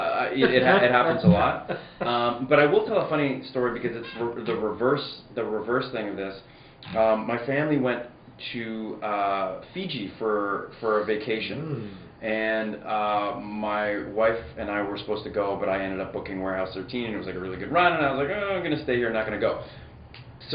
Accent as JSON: {"language": "English", "town": "Edmonton", "region": "Alberta", "country": "Canada", "tie": "born or raised there", "said": "I grew up in Edmonton"}